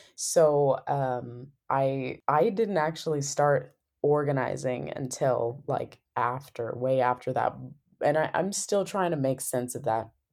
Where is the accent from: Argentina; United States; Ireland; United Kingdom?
United States; Sequim, Washington; moved away as an adult; my hometown, Squim